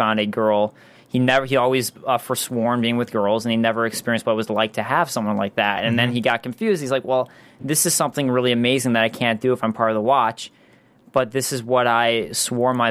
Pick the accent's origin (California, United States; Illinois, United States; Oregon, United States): Illinois, United States; Chicago; I'm from the Chicago area